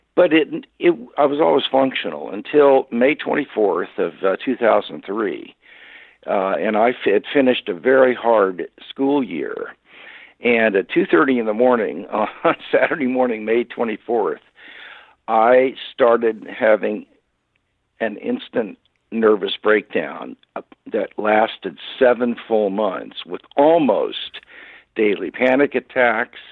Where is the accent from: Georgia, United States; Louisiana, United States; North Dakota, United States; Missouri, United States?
Missouri, United States; Kansas City; moved away; I, I was born and raised in Kansas City, Missouri